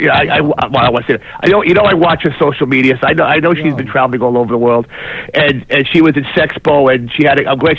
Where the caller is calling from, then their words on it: New Jersey, United States; Hey, James … from Jersey.